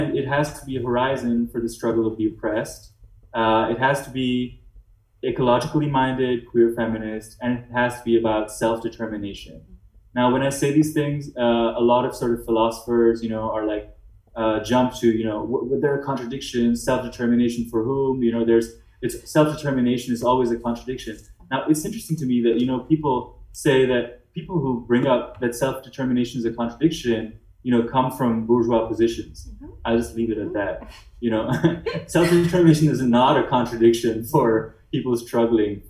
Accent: India; now in Germany; they recognized me as Indian

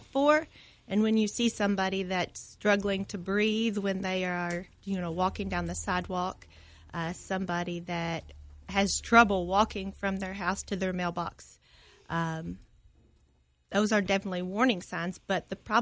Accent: Clarkson, Kentucky, United States; moved away as an adult; So I grew up here in Clarkson and then went to the University of Kentucky for my undergraduate degree

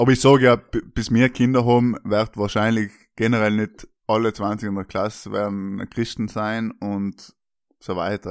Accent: South Tyrol, Trentino-Alto Adige, Italy; als Südtiroler

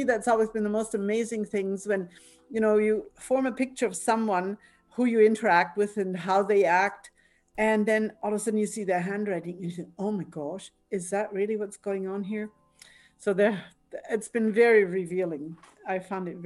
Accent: Altenstadt, Bavaria, Germany; English is a second language; moved away as an adult; also born or lived in Victoria, BC, Canada; now in Canada; I'm originally from Bavaria, you may hear an accent in my pronunciation

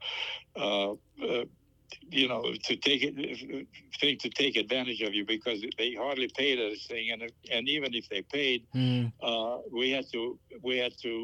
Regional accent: Hungary; moved away as an adult; now in Colorado, United States; I was born in Hungary, mm-hmm. and I lived there till I was about 20 years old

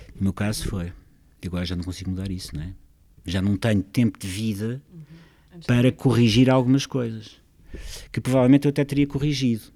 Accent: Lisbon, Portugal; Eu sou mesmo lisboeta e é a minha cidade

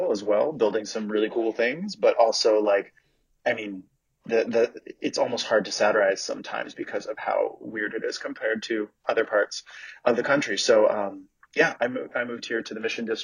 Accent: New York City, New York, United States; moved away as an adult; also born or lived in San Francisco Bay Area; now in San Francisco, United States; So I'm from New York City originally, and then I moved out here for work almost 10 years ago.

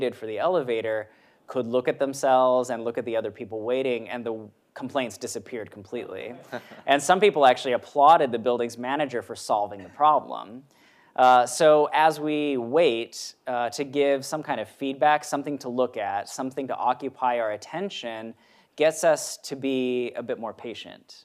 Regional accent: Maryland, United States; moved away; I was in my hometown in Maryland

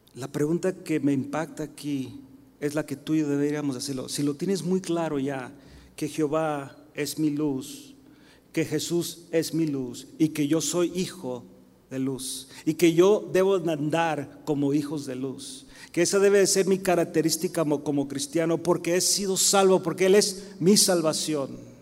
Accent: United States; soy mexicano, 100%, ¿ok, mis hermanos? Pero nacido en Estados Unidos

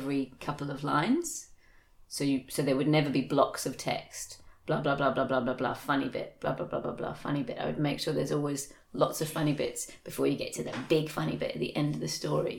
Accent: England, United Kingdom; now in Australia; I grew up in England, and when I was a kid in the 80s

